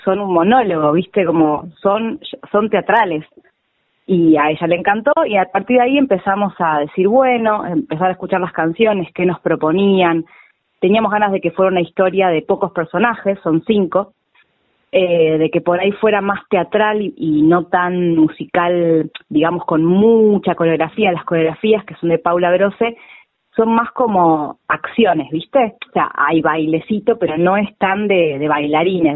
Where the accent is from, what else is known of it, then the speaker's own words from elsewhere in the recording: Temperley, Buenos Aires Province, Argentina; Yo soy oriunda de Temperley